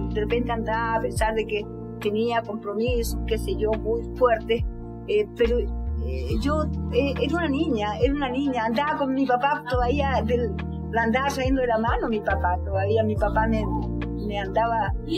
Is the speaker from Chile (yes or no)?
yes; Chile; moved away as an adult; also born or lived in Russia; el día en que yo salí de Chile, el 12 de octubre de 1973